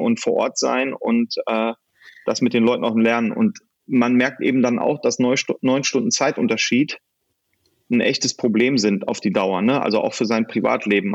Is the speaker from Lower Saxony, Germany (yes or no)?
no; Solingen, North Rhine-Westphalia, Germany; moved away as an adult; also born or lived in Silicon Valley; Also ich habe meine Heimat in Solingen und dort sind auch meine Kinder zu Hause und dort werden wir bleiben.